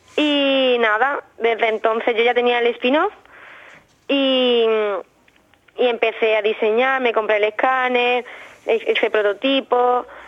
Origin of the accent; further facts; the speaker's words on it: Alhaurín de la Torre, Andalusia, Spain; also born or lived in Málaga / Aranda de Duero; desde que tengo un año y medio vivo en el Laurín de la Torre